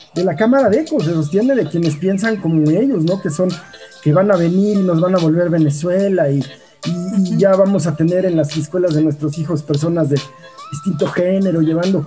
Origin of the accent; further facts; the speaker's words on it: Mexico; somos mexicanos, porque lo hemos vivido acá